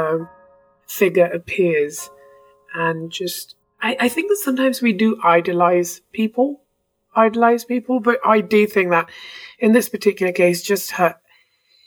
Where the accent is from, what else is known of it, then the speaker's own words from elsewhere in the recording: India; moved away as an adult; also born or lived in England; now in Canada; I was born in India. I was sent to a British school in India. Then I left India to go study in England